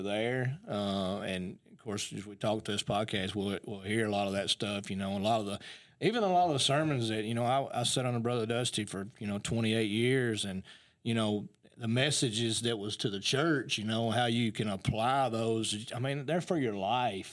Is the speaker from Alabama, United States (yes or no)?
yes; Athens, Alabama, United States; I was born and raised in Athens